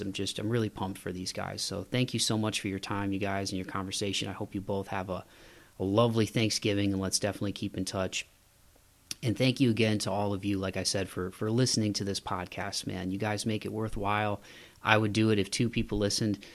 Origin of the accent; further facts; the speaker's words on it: Midwest, United States; I'm from the Midwest, so we put, we put, we put Y's before